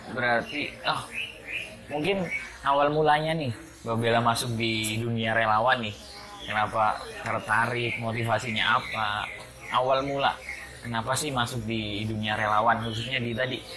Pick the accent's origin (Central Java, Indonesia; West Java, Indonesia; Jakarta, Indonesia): Central Java, Indonesia; Bumiayu; Ya mungkin saya sendiri ini sebagai orang Bumi Ayu, warga Bumi Ayu, lahir di Bumi Ayu, tapi saya nggak kenal seni Bumi Ayu